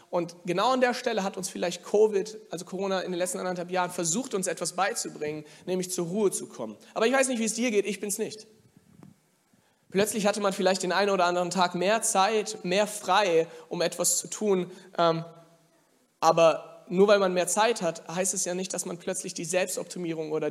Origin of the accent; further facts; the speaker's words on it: Germany; ich bin ja hier in Deutschland aufgewachsen, auch geboren, der Rest meiner Familie nicht, aber ich bin hier geboren und aufgewachsen